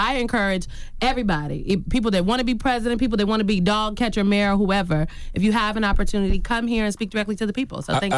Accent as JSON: {"language": "English", "town": "Omaha", "region": "Nebraska", "country": "United States", "said": "My mom was always in the community. I'm from Omaha, Nebraska. Me and Malcolm X."}